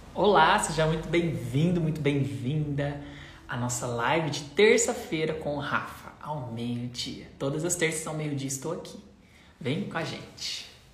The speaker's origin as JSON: {"language": "Portuguese", "town": "Limeira", "region": "São Paulo", "country": "Brazil", "said": "eu sou de Limeira."}